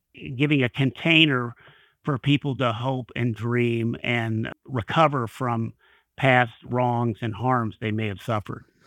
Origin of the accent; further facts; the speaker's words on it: Kentucky, United States; I worked for a state legislature in my home state in Kentucky for several years